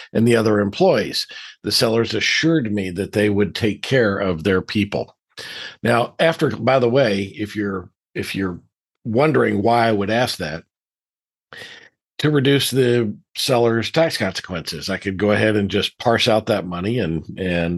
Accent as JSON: {"language": "English", "region": "Deep South", "country": "United States", "tie": "born or raised there", "said": "I grew up in the Deep South"}